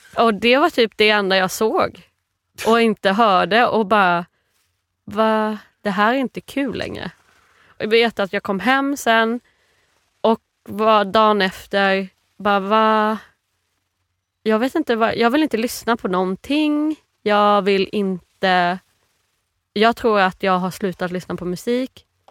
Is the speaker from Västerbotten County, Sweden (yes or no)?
no; Virserum, Kalmar County, Sweden; Jag är eh, uppvuxen i Virserum i Småland.